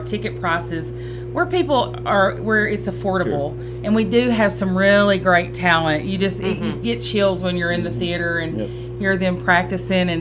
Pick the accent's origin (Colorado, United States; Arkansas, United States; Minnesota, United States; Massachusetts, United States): Arkansas, United States; I'm from Arkansas